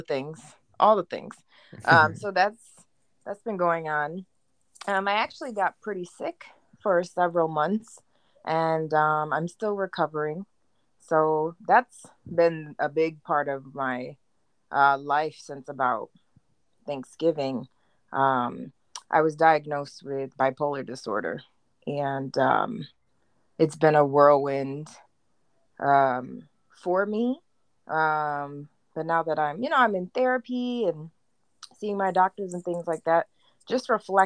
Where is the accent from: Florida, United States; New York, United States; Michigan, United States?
New York, United States; upstate; moved away as an adult; also born or lived in Germany / Midland, Texas; I was born in Germany, random. Grew up in upstate New York